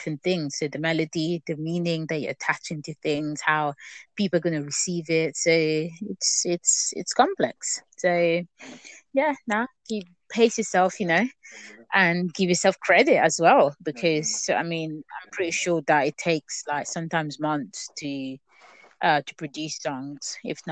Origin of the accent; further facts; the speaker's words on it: Italy; moved away; growing up in Italy for most of my life, really, I used to go to a Catholic church